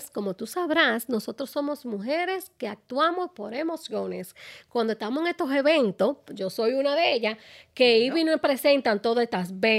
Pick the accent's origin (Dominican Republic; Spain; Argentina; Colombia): Dominican Republic; Como buena dominicana